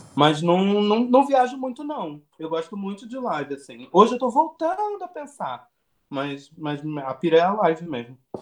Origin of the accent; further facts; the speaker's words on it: Nova Friburgo, Rio de Janeiro, Brazil; moved away as an adult; also born or lived in Macaé / Belo Horizonte; now in São Paulo, Brazil; Nasci, nasci em Nova Friburgo, uma cidade na região serrana do Rio de Janeiro. Morei em Macaé, fui estudar no Rio de Janeiro.